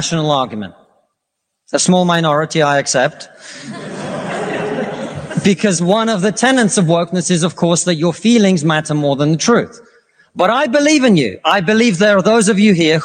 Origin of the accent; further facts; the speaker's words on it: Russia; now in United Kingdom; I come from Russia, which is not a poor country.